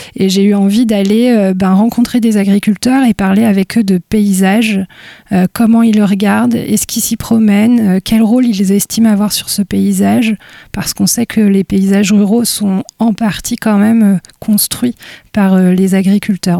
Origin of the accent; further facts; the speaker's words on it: Gomené, Brittany, France; je suis née à Gomené dans les Côtes d'Armor. Euh, j'ai grandi dans une ferme